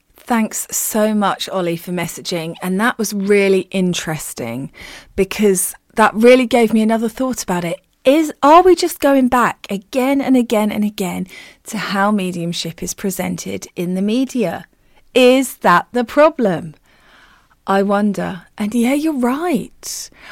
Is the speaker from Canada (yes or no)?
no; United Kingdom; as a Brit